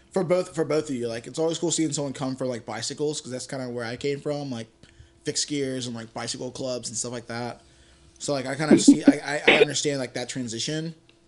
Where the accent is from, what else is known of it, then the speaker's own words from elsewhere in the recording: Virginia, United States; I'm from Virginia.